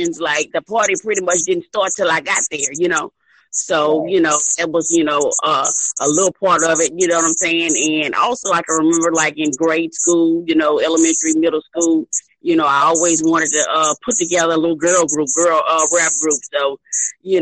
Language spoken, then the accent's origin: English; Baton Rouge, Louisiana, United States; I'm originally from Baton Rouge, Louisiana.